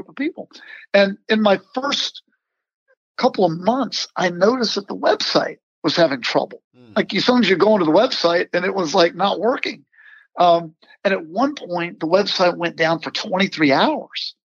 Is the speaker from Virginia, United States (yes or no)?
yes; Virginia, United States; I grew up in Virginia